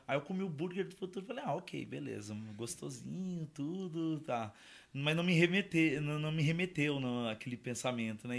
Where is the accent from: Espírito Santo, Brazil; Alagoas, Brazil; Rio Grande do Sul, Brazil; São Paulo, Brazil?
São Paulo, Brazil; now in Jundiaí, Brazil; a minha família é de lá, eu não sou, né? Eu sou, eu sou paulistano